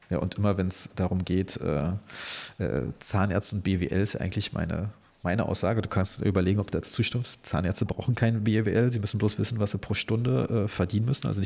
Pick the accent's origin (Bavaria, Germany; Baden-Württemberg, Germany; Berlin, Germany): Berlin, Germany; Also ich kann als Berliner sagen, und äh, dass ich zwar in der gefühlt tollsten Stadt Deutschlands wohne